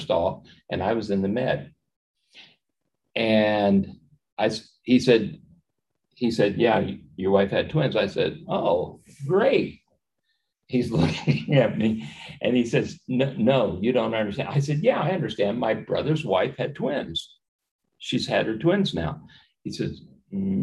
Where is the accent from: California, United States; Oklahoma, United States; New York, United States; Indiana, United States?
Indiana, United States; Miami County; also born or lived in Peru, Indiana / Chili, Indiana / Denver, Indiana; now in Warsaw, United States; first time out of the state of Indiana